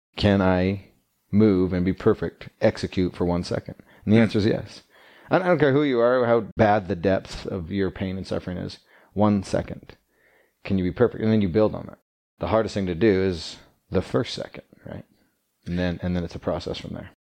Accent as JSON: {"language": "English", "town": "Calgary", "region": "Alberta", "country": "Canada", "tie": "born or raised there", "moved": "yes", "lives_now": "Utah, United States", "said": "I grew up in Canada, Calgary, Alberta"}